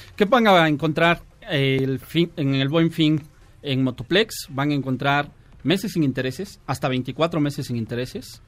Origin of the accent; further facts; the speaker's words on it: Toluca, State of Mexico, Mexico; yo soy de Toluca, vivo, allá, viajo diario hasta Toluca